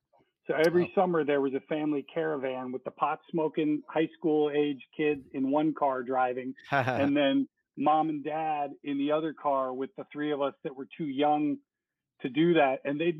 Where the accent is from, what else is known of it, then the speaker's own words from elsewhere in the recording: Minnesota, United States; born there; And I was born in Minnesota, and all my siblings were born in Minnesota, come to think of it. So we're all Minnesota people, but we moved to Florida.